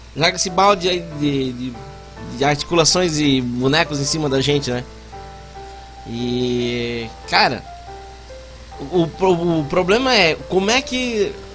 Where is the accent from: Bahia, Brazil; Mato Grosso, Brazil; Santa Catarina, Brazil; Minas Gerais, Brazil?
Santa Catarina, Brazil; Blumenau; Eu sou de Blumenau, Santa Catarina, a terra do Chope!